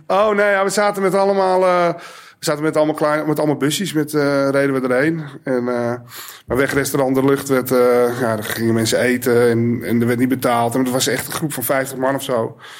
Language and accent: Dutch; Alkmaar, North Holland, Netherlands; Ik ben in Alkmaar geboren